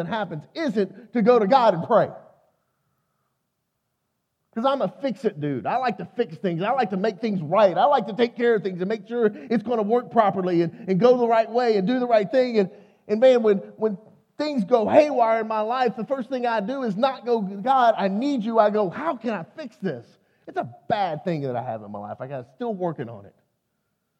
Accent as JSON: {"language": "English", "region": "Texas", "country": "United States", "also_born_or_lived": "Arkansas", "said": "I'm from Texas."}